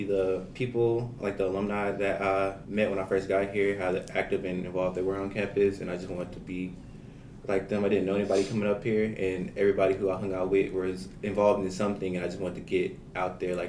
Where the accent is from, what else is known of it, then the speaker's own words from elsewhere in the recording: Pine Bluff, Arkansas, United States; I'm a political science major from Pine Bluff, Arkansas, and I'm a junior.